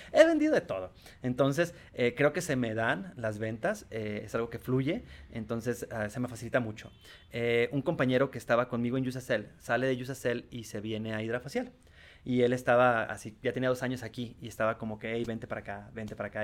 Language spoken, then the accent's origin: Spanish; Tijuana, Baja California, Mexico; Yo vengo de Tijuana.